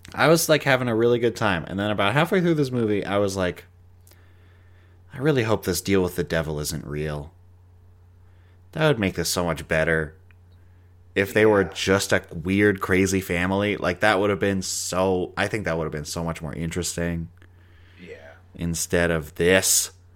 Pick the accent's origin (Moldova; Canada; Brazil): Canada; I'm a Canadian